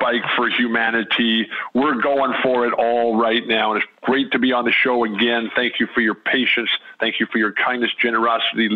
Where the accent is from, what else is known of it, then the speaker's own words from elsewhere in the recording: San Diego, California, United States; staying at home in our home on the north edge of Balboa Park in San Diego, my hometown